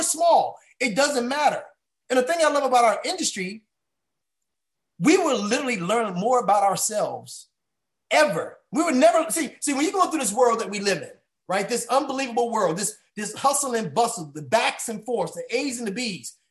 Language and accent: English; United States; I grew up right here in the DMV, DC, Maryland, Virginia area